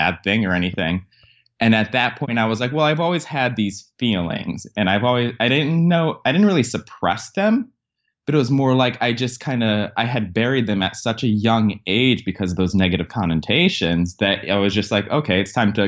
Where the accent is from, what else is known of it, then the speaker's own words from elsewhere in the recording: Connecticut, United States; I grew up in Connecticut, which, as most people know, is a blue kind of liberal state